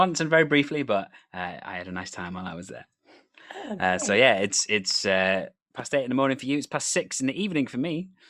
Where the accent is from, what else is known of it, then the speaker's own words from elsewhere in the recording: Wales, United Kingdom; I myself am from Wales, however.